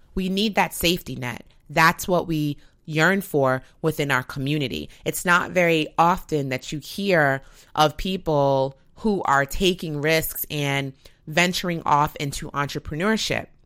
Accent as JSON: {"language": "English", "country": "United States", "said": "an American"}